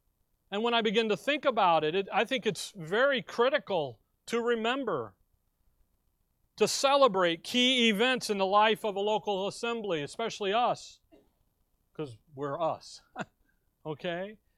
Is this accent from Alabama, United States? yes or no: yes; Alabama, United States; here we are, we come from Alabama. So in Alabama, you have a CB radio in your car, okay?